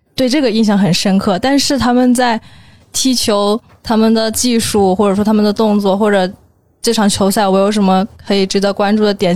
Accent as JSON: {"language": "Chinese", "town": "Lushan", "region": "Jiangxi", "country": "China", "also_born_or_lived": "Nanjing", "moved": "as an adult", "lives_now": "Beijing, China", "said": "我来自江西庐山"}